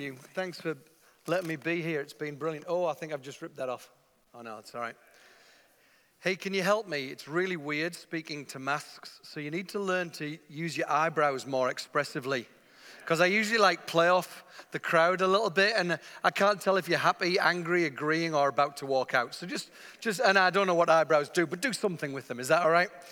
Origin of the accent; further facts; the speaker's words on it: England, United Kingdom; I'm from England, you can tell already.